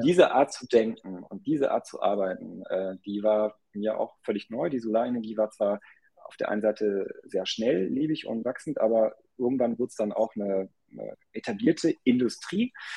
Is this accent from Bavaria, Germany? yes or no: no; Ruhr area, North Rhine-Westphalia, Germany; also born or lived in United States; now in Hamburg, Germany; ich bin halb deutsch, halb indisch, bin in den USA geboren und im Ruhrgebiet groß geworden